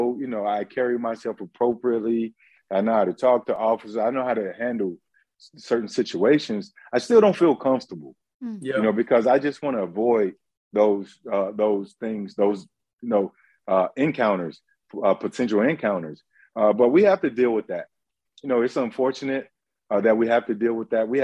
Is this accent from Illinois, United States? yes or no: no; Palm Beach County, Florida, United States; I grew up in Palm Beach County